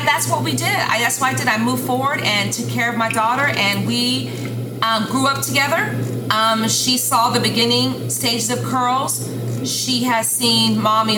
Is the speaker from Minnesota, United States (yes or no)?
no; Sacramento, California, United States; moved away as an adult; now in Dallas, United States; I was born and raised in California, Northern California, and in this neighborhood called Meadowview